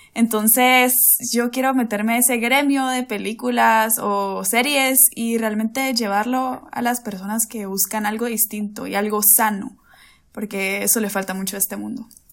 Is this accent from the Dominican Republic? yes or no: no; Guatemala City, Guatemala Department, Guatemala; de aquí de la capital de Guate, aquí de Guate, sí, Chapina